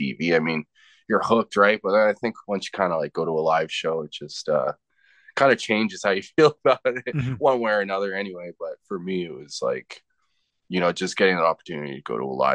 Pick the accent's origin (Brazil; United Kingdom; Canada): Canada; Winnipeg, Manitoba; moved away as an adult; also born or lived in Alberta / United States; now in Calgary, Canada; spent most of my life growing up in Winnipeg